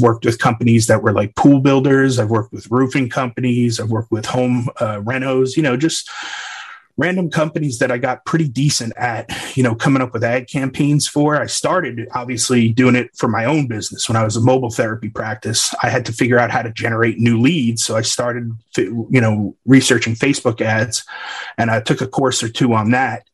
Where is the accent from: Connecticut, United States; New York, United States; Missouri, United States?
New York, United States; Long Island; also born or lived in Waco, Texas; now in Wimberley, United States; I grew up on Long Island, New York